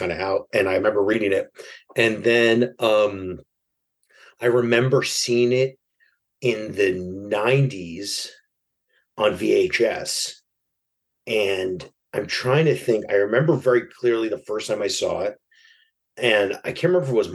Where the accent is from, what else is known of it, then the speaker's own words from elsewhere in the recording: New York City, New York, United States; I grew up in New York City in Broadway Lafayette at the time.